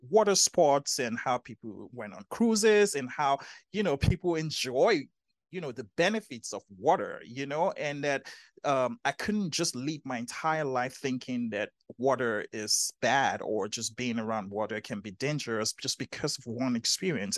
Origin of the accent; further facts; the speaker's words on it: Nigeria; growing up in Nigeria, um, in, in, in, in, in Africa